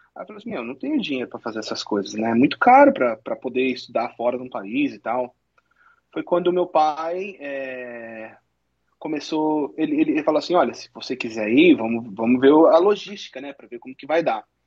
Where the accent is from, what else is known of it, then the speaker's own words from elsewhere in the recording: Santo André, São Paulo, Brazil; also born or lived in Nebraska, United States; now in Michigan, United States; eu sou de Santo André, estado de São Paulo